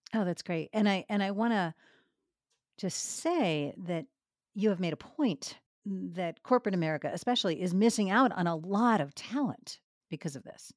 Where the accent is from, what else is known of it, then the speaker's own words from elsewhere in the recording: Boston, Massachusetts, United States; moved away; also born or lived in New York; I grew up in Boston and later New York.